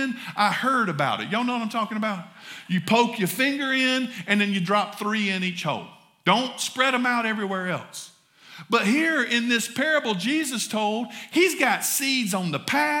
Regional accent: the South, United States; accent: southern; my southern accent

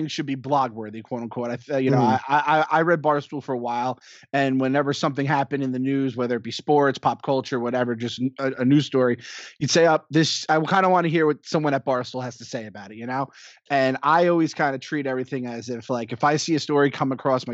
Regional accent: Mahopac, New York, United States; also born or lived in Astoria, New York; I grew up in Mayapack, New York

